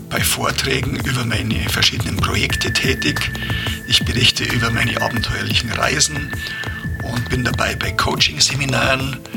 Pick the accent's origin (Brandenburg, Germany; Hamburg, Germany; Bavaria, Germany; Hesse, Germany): Bavaria, Germany; Garmisch-Partenkirchen; Servus aus der Zugspitzregion. … Ich komme aus Garmisch.